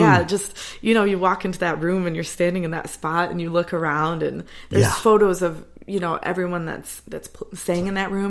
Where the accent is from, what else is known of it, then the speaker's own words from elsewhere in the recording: Hornell, New York, United States; moved away as an adult; also born or lived in Rochester, New York; now in Nashville, United States; So I'm from Hornell, small town, and which is kind of getting close to that Finger Lakes area. My family also spends a lot of time in the Hammondsport area. I've grown up in the Finger Lakes.